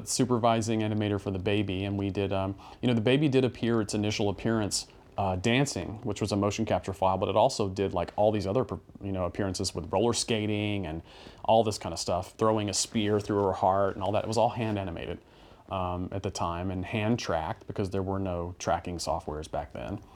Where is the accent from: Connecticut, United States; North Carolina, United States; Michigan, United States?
North Carolina, United States; moved away as an adult; North Carolina